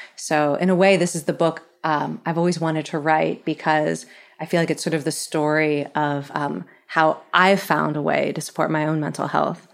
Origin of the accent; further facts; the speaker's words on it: Philadelphia, Pennsylvania, United States; I'm from Philly